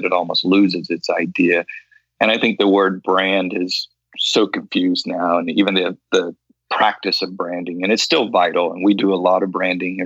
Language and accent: English; Loxahatchee, Florida, United States; when I was a kid growing up in Loxahatchee, Florida